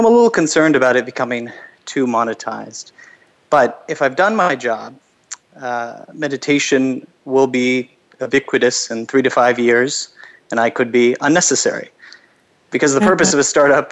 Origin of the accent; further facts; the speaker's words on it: Los Angeles, California, United States; moved away as an adult; I'm from Los Angeles originally